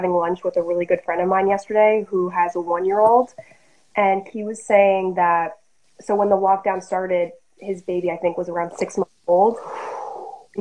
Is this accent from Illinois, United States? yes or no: no; New York, United States; my mom grew up in New York and I grew up in New York and I'm in a suburb